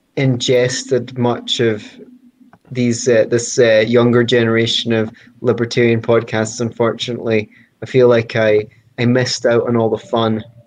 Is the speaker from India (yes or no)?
no; Scotland, United Kingdom; I'm Scottish